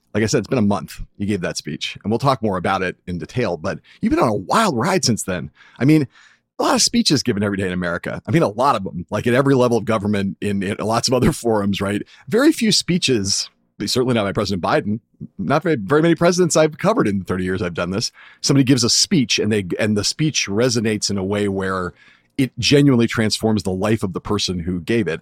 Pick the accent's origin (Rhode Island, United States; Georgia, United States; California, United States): California, United States; also born or lived in Michigan; I grew up in California